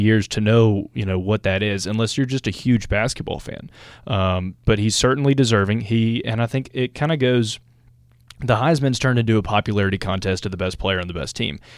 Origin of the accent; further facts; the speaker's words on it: Alabama, United States; growing up in the South and being in, from Alabama